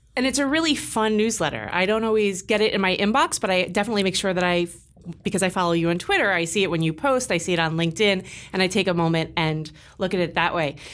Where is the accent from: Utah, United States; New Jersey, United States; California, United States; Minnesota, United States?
California, United States; moved away; I'm from California